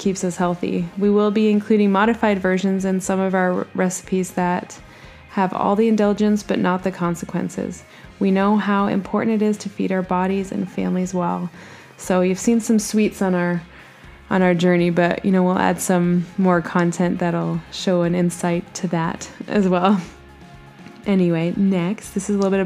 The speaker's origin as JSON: {"language": "English", "town": "Bradford", "region": "Yorkshire and the Humber", "country": "United Kingdom", "tie": "born or raised there", "moved": "yes", "said": "I was born in Bradford, England, where my father and mother"}